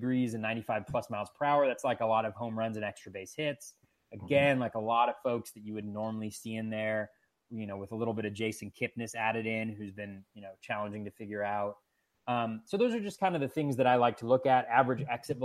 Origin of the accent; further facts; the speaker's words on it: Davis, California, United States; also born or lived in Boston; I grew up in Davis, California